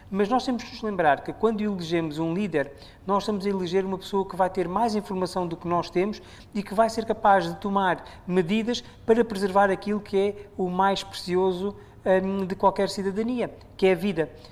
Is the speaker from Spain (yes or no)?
no; Mozambique